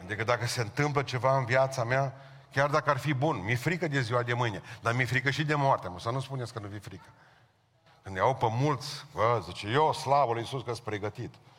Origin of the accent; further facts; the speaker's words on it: Romania; Noi românii